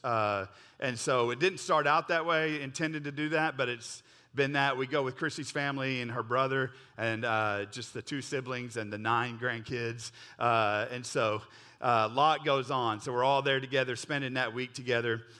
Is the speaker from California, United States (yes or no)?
no; Oklahoma, United States; I grew up in Oklahoma